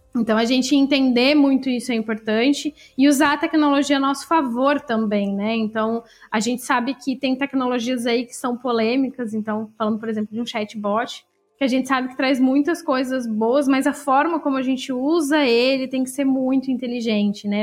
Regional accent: Santa Catarina, Brazil; also born or lived in Florianópolis / Blumenau / Piçarras; eu sou aqui de Santa Catarina, eu morei em algumas cidades aqui em Santa Catarina

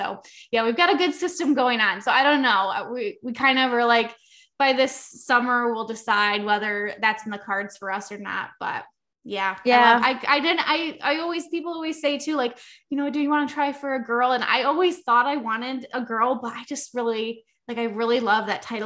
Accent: Western New York, United States; I am from New York

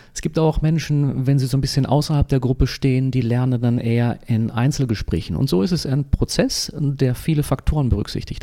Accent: Dortmund, North Rhine-Westphalia, Germany; also born or lived in Munich / Ravensburg / Fuerteventura; now in Eckernförde, Germany; ich bin gebürtiger Dortmunder. Ja, das äh, ist bin im Ruhrgebiet aufgewachsen

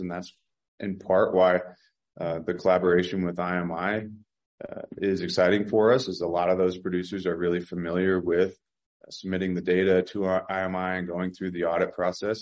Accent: Virginia, United States; I grew up in Virginia

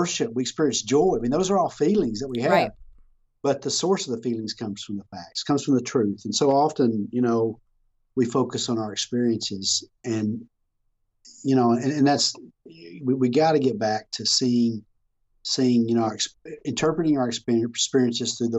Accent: Texas, United States; I'm from Texas

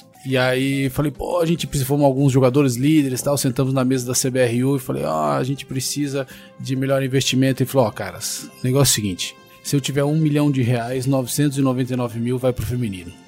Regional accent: São José dos Campos, São Paulo, Brazil; sou de São José dos Campos, lá tinha um rugby é, bastante fervoroso ali nas, nas categorias de base

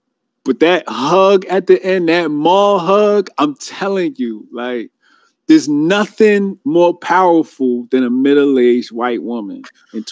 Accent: New Jersey, United States; I'm from Jersey

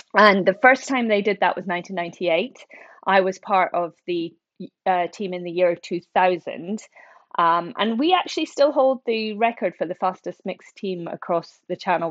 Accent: central Scotland, United Kingdom; moved away as an adult; also born or lived in Oxford / London; I grew up in Scotland, um, central Scotland

